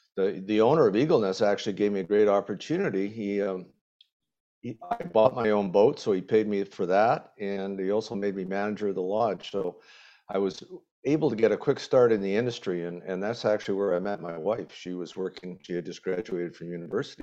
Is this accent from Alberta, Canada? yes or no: no; Winnipeg, Manitoba, Canada; moved away as an adult; also born or lived in Prince Albert, Saskatchewan; I grew up in Winnipeg